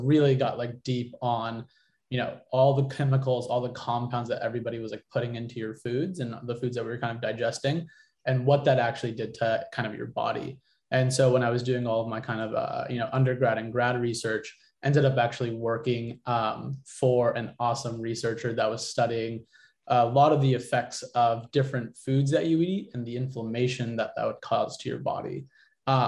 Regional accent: San Diego, California, United States; I grew up in San Diego

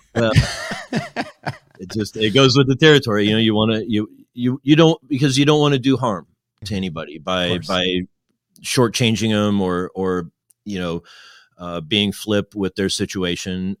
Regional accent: Midwest, United States; moved away as an adult; also born or lived in Kentucky; as a Midwesterner

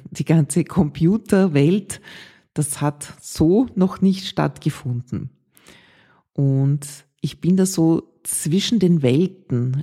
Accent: Vienna, Austria; in Ottergring, wo ich aufgewachsen bin

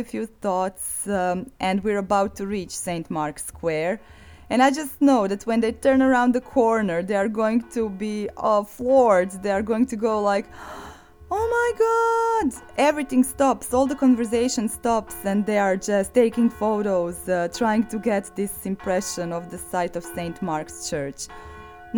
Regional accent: Zagreb, City of Zagreb, Croatia; Zagreb is my hometown

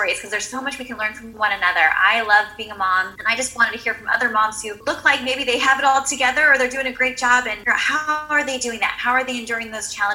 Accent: San Diego, California, United States; moved away as an adult; now in Camarillo, United States; I'm originally from San Diego, California, but right now we're living just north of Los Angeles in Camarillo

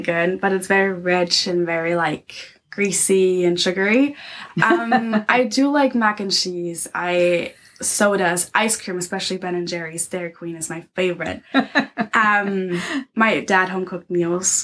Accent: Dresden, Saxony, Germany; English is a second language; I grew up in uh, Dresden, that's the capital of Saxony. Okay. So that's my hometown.

